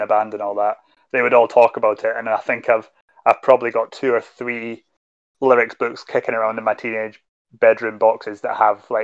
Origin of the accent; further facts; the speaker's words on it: Scotland, United Kingdom; as a Scottish person